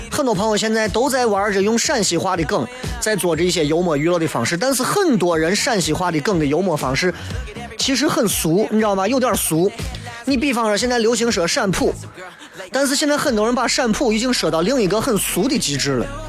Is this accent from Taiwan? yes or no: no; Xi'an, Shaanxi, China; 以我这样一个年龄啊，我来跟大家就作为西安人分享一下夜店